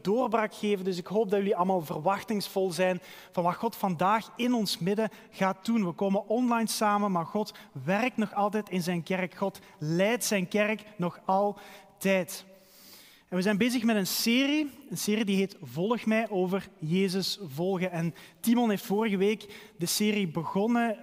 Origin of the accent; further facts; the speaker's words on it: Halen, Flanders, Belgium; bij ons in de straat waar ik ben opgegroeid in Halen